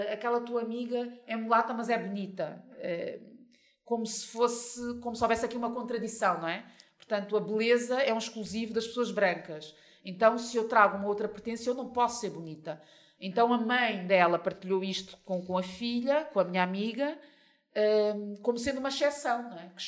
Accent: Mozambique; Portanto, é simples, sou moçambicana e, e, e, o caso acaba por aí.

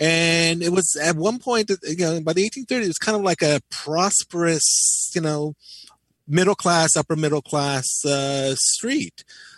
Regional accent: Nyack, New York, United States; moved away as an adult; now in Chelsea, New York City, United States; I was born in, much to my shame, I was born and raised in Nyack, New York.

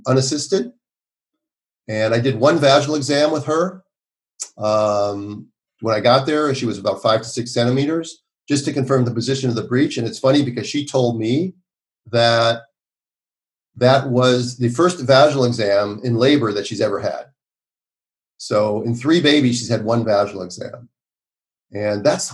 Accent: Minneapolis, Minnesota, United States; moved away as an adult; how's my hometown these days

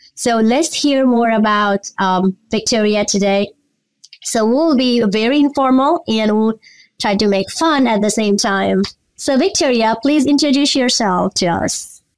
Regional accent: Nepal; moved away; I'm from Nepal as well

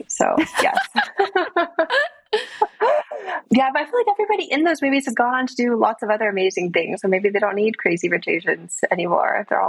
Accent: California, United States; moved away as an adult; now in United Kingdom; I grew up in California.

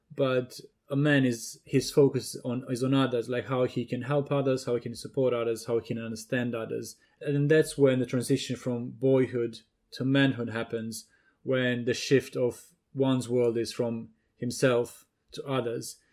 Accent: Romania; moved away; Growing up in Romania, you know, different culture, different uh, context

